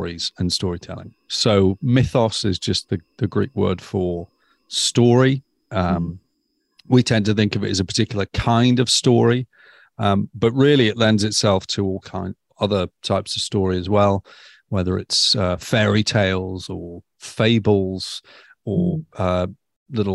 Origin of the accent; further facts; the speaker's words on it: near Stoke-on-Trent, West Midlands, United Kingdom; now in Eastbourne, United Kingdom; I grew up in Narnia. You can find it just off the M6 near Stoke-on-Trent